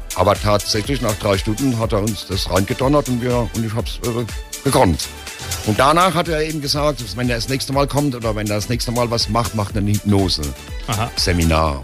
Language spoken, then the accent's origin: German; Heidelberg, Baden-Württemberg, Germany; geboren bin ich in Heidelberg. Bin richtig Altstädter Heidelberger